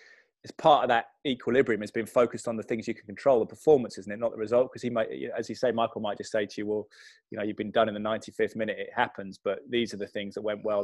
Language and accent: English; Malvern, West Midlands, United Kingdom; also born or lived in London; I was born in London, but I grew up in my secondary school in Malvern in Worcestershire